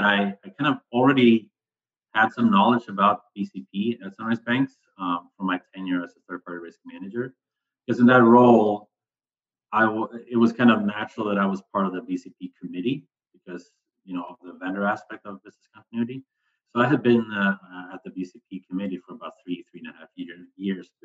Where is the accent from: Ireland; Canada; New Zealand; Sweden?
Sweden; moved away; I'm originally from Sweden